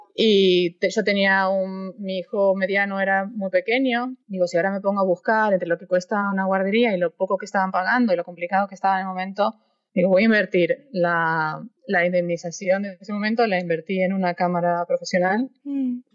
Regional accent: Argentina; moved away as an adult; also born or lived in Europe; Me fui a los veintipocos años de Argentina

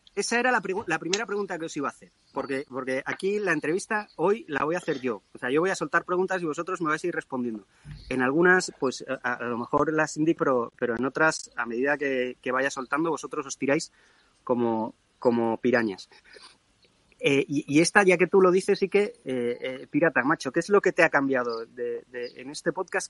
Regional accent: Spain; yo sigo siendo español

